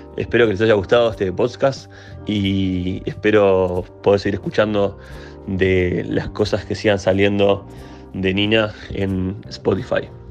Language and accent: Spanish; Uruguay; Soy uruguayo, vivo en Montevideo